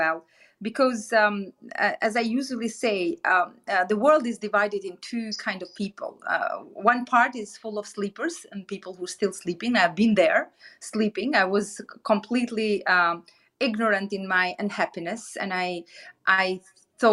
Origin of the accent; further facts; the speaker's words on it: Albania; moved away as an adult; the capital city of my home country, Albania